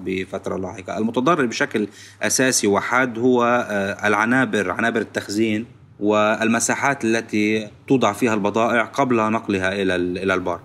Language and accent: Arabic; Lebanon; نحن كلبنانيين